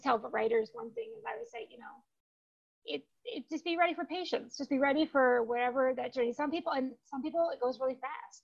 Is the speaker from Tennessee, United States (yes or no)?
no; Spring Arbor, Michigan, United States; moved away as an adult; now in Phoenix, United States; A small town called Spring Arbor is where I grew up